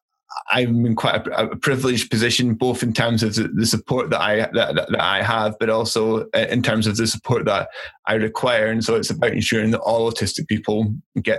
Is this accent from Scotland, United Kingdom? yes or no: yes; Aberdeen, Scotland, United Kingdom; I grew up in Aberdeen